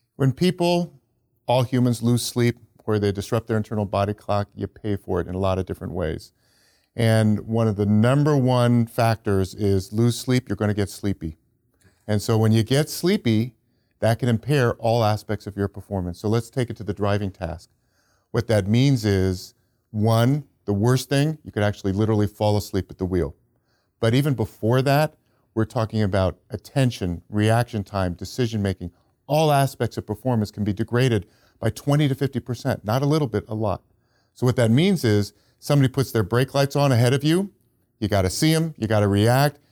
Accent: Silicon Valley, California, United States; I'm from Silicon Valley

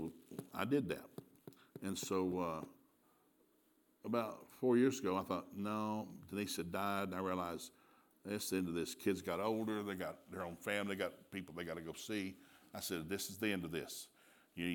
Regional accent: Turtletown, Tennessee, United States; moved away as an adult; also born or lived in Sikeston, Missouri; I grew up in East Tennessee, and I grew up in Turtletown, Tennessee

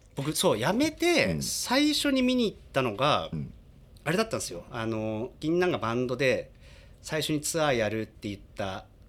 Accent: Yamagata, Japan; moved away as an adult; also born or lived in Tokyo; 地元の山形の高校の同級生です

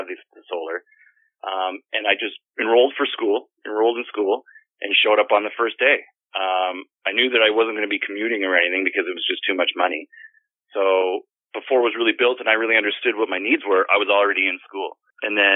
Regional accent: Penetanguishene, Ontario, Canada; moved away as an adult; also born or lived in Port Elgin; that's where I am right now, is in Penetang Machine on Georgian Bay

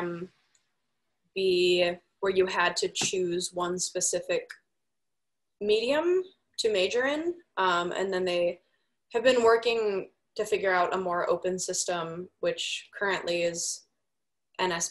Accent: Des Plaines, Illinois, United States; moved away as an adult; also born or lived in Milwaukee, Wisconsin; Des Plaines, Illinois. It is right outside of Chicago.

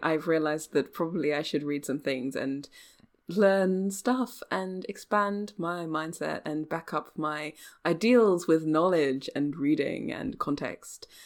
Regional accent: England, United Kingdom; I'm English

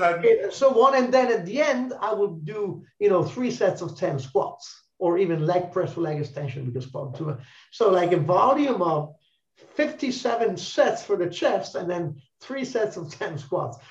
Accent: Italy; English is a second language; we're all Italians

